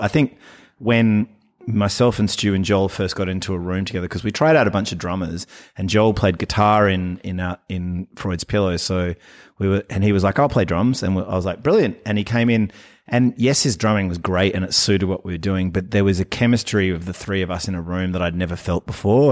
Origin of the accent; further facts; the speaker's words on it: Fremantle, Western Australia, Australia; I am from Fremantle